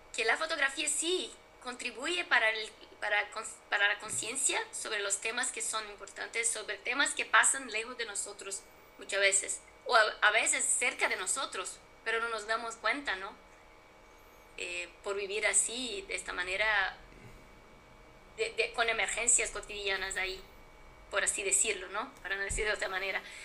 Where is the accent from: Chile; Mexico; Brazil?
Brazil; mi país, Brasil